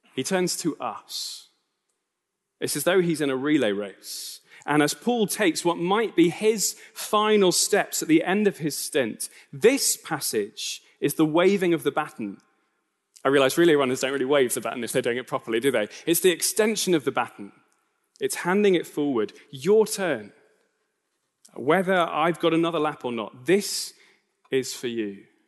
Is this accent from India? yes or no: no; United Kingdom; I am a British citizen.